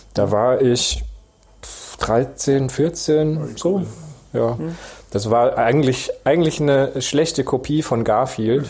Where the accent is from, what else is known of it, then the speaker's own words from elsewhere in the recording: Esslingen am Neckar, Baden-Württemberg, Germany; ich bin in Esslinge am Neckar